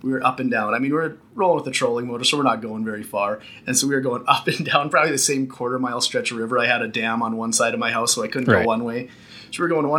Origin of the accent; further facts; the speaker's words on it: Roseau, Minnesota, United States; also born or lived in Park Rapids, Minnesota; I grew up actually in northern Minnesota, basically right along the border in Roseau